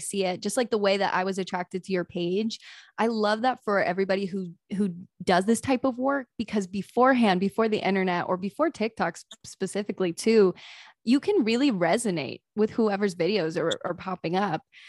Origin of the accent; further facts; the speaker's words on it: East Coast, United States; now in California, United States; I'm originally from the East Coast